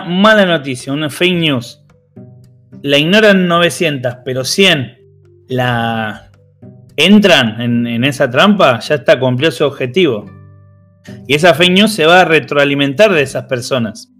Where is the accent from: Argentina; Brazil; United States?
Argentina; acá en, Argentina